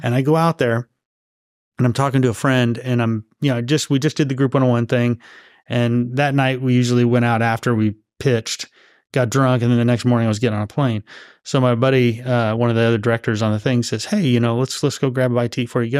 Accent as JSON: {"language": "English", "town": "Los Angeles", "region": "California", "country": "United States", "tie": "born or raised there", "moved": "yes", "said": "I grew up out there"}